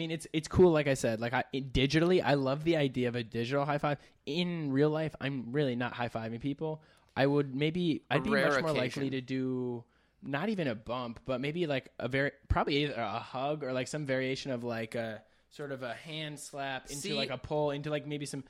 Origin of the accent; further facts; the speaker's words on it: Minneapolis, Minnesota, United States; So we're from Minnesota